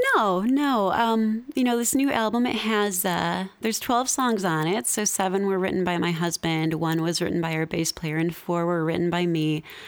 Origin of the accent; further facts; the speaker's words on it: Midwest, United States; moved away as an adult; also born or lived in Seattle; I'm from the Midwest. You know, I moved to Seattle